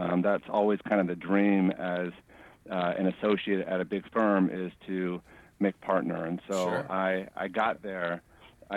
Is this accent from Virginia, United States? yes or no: no; San Francisco, California, United States; also born or lived in Ohio / Los Angeles; I grew up in San Francisco, went to school, high school and elementary school in San Francisco